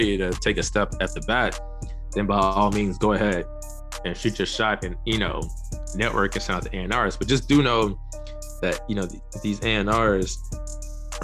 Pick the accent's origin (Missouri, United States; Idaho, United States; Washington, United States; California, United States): Missouri, United States; St. Louis; moved away as an adult; also born or lived in Los Angeles / New York City; I'm from St. Louis, Missouri